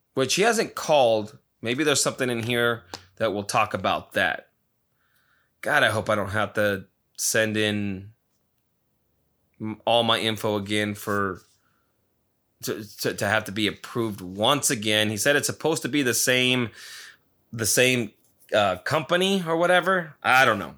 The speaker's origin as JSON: {"language": "English", "region": "Nevada", "country": "United States", "tie": "born or raised there", "moved": "yes", "lives_now": "Arizona, United States", "said": "my home town of Nevada"}